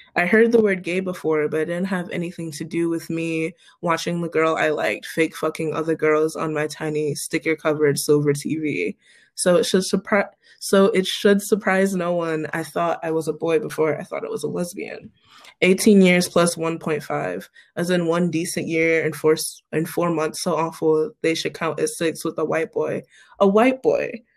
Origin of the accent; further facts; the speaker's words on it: Cleveland, Ohio, United States; moved away as an adult; also born or lived in Pittsburgh; I'm from Cleveland originally.